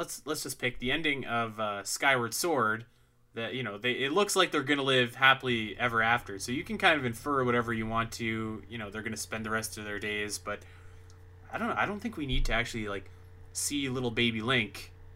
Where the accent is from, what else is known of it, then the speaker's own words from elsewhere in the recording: Canada; I'm Canadian